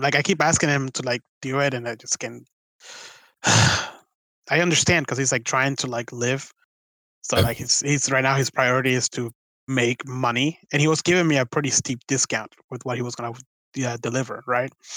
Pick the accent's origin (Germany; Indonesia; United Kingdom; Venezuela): Venezuela; now in United States; it reminds me so much of like my home country